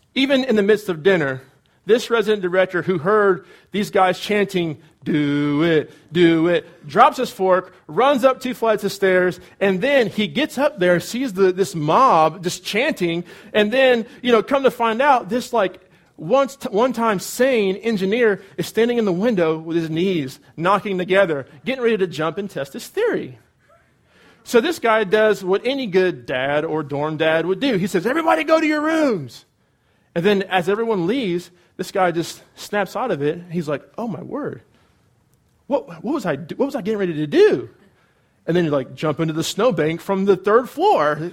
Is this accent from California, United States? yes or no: yes; California, United States; moved away as an adult; also born or lived in Cedarville, Ohio; I'm from California, and so it's warm there